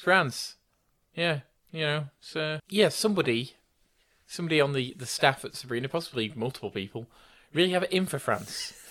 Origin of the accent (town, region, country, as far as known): United Kingdom